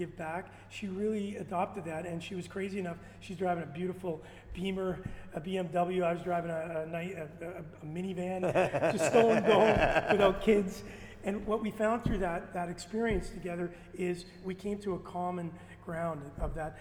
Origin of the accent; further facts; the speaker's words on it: Winnipeg, Manitoba, Canada; moved away; also born or lived in Toronto; I'm from Winnipeg